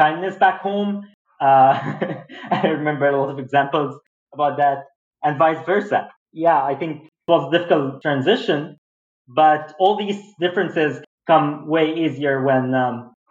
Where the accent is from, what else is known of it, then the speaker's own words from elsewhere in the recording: Egypt; now in Boston, United States; there's big difference between living in Egypt and living in Boston.